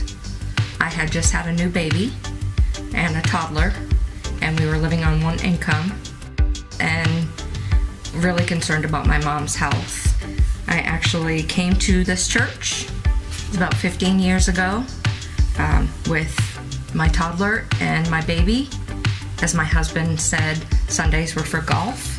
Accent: Boston, Massachusetts, United States; I grew up in Boston, Massachusetts.

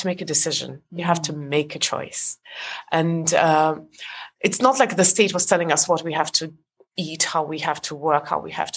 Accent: Estonia; moved away; I was born in Europe, but Estonia was part of the Soviet Union, so I'm Estonian

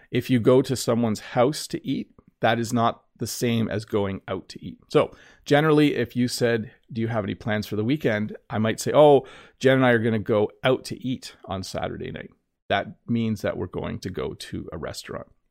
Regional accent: Canada; accent: North American English; as a Canadian

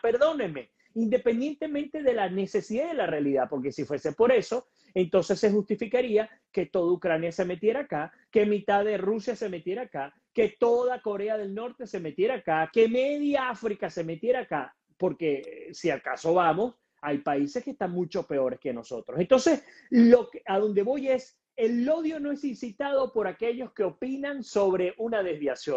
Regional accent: Venezuela; soy venezolano, así que pues tengo todo el derecho porque en mi sangre lo que corre es vena venezolana

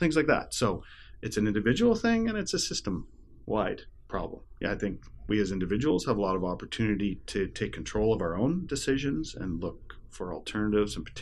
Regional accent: Toronto, Ontario, Canada; also born or lived in British Columbia; now in Ottawa, Canada; I live here in Ottawa, Canada. I grew up in Toronto and spent a lot of years out in beautiful British Columbia

